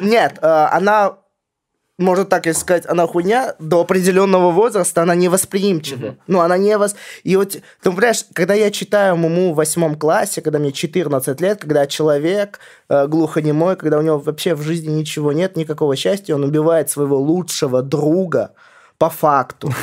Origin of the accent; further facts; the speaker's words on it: Vladimir Oblast, Russia; я из Владимирской области сам